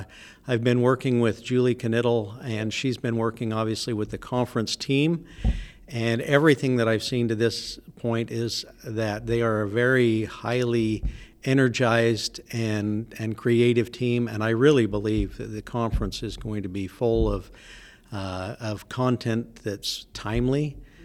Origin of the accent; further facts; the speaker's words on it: Utah, United States; also born or lived in Texas; I was actually born in Texas, but I was raised in Utah. I was from a military family, so yeah.